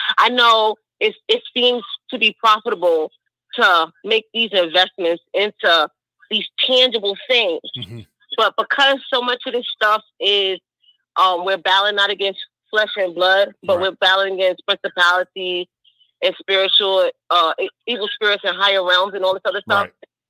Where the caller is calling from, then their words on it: New York City, New York, United States; calling from Brooklyn.